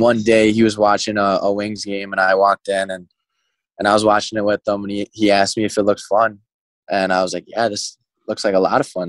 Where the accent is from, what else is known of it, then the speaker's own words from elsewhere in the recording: Mount Clemens, Michigan, United States; moved away; I always end up coming back to Mount Clemens for the summer. It's just like this is my hometown